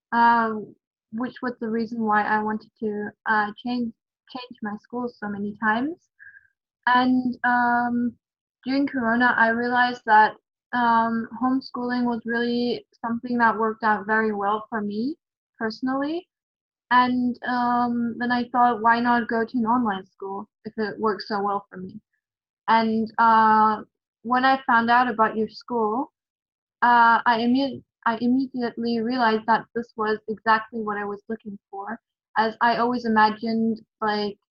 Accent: Germany; English is a second language; I'm 15 years old and I come from Germany.

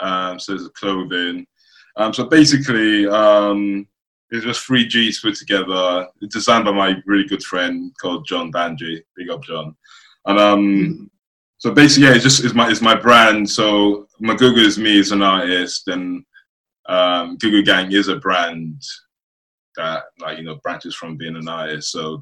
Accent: Dublin, Leinster, Ireland; born there; also born or lived in Nigeria / United Kingdom; But I was born in Dublin, Ireland. Then I went to Nigeria. Then I came to the UK.

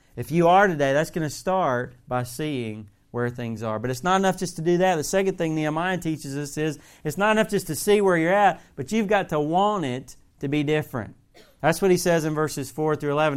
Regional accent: the South, United States; accent: Southern; moved away as an adult; now in Northeastern United States; a guy that grew up my whole life in the South

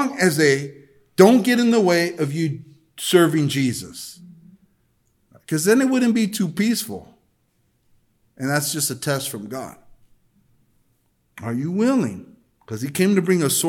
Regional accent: El Monte, California, United States; I was brought up that way in El Monte.

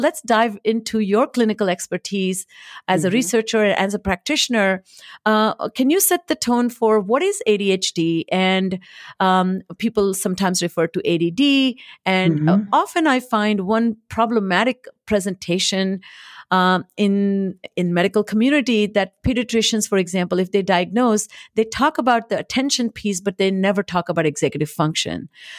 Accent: India; English is a second language; now in United States; But I think when I came from India to US

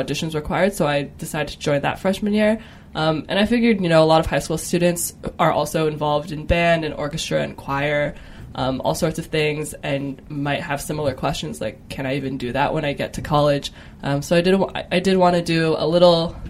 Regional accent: Chandler, Arizona, United States; moved away as an adult; now in Los Angeles, United States; I'm from Chandler, Arizona.

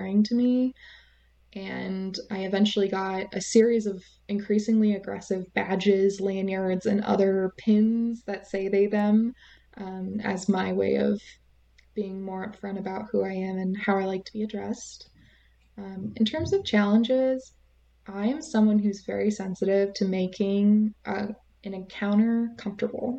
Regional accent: West Coast, United States; I'm from the West Coast

